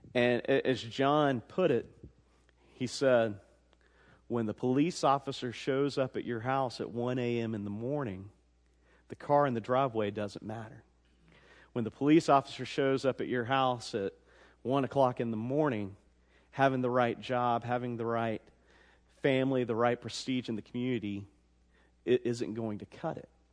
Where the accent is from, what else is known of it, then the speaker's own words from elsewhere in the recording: the South, United States; also born or lived in Georgia; I was born in the South